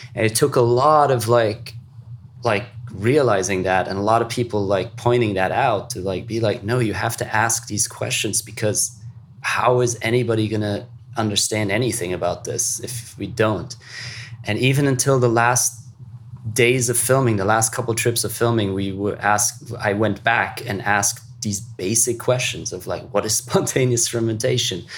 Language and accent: English; Luxembourg; growing up in Luxembourg